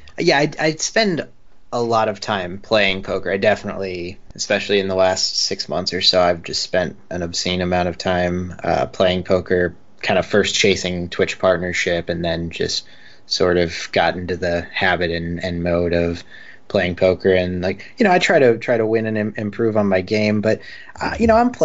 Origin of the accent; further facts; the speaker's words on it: United States; now in San Diego, United States; as an American